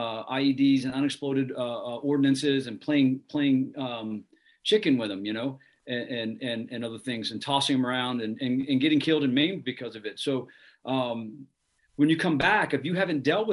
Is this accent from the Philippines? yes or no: no; Ohio, United States; moved away; I'm from Ohio